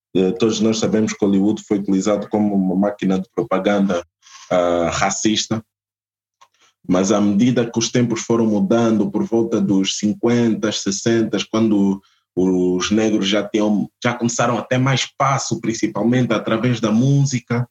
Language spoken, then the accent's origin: Portuguese; Portugal; also born or lived in Angola; Eu nasci em Portugal e tudo mais, mas eu sou angolano